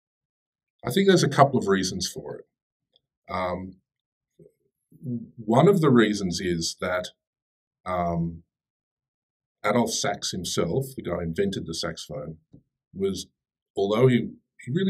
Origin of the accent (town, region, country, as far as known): Australia; born or raised there; moved away as an adult; also born or lived in Sydney; now in Daejeon, South Korea